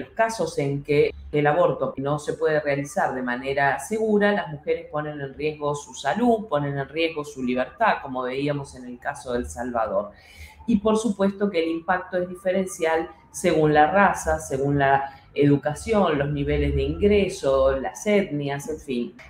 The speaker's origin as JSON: {"language": "Spanish", "country": "Uruguay", "said": "en el Uruguay, en mi país"}